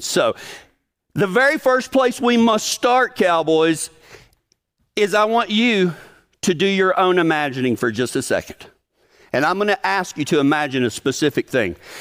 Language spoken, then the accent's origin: English; Big Lake, Texas, United States; moved away; my hometown of Big Lake, Texas